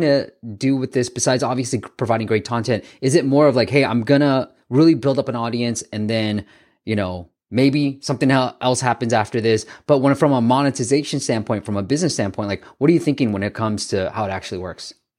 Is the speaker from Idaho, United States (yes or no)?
no; Bay Area, California, United States; I grew up in the Bay Area